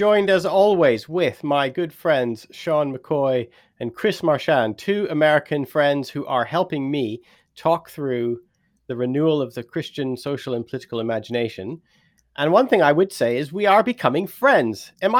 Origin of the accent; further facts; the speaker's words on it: Canada; also born or lived in Britain; now in United Kingdom; me being a Canadian living in Britain